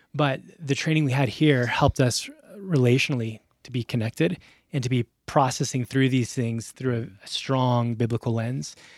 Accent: Albuquerque, New Mexico, United States; also born or lived in Phoenix / Middle East; Yeah, so I grew up here in Albuquerque.

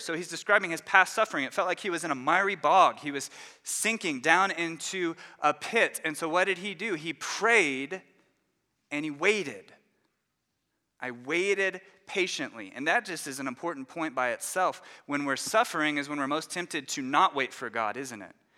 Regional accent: Dallas, Texas, United States; moved away as an adult; now in Louisville, United States; We grew up in the Dallas area in Texas

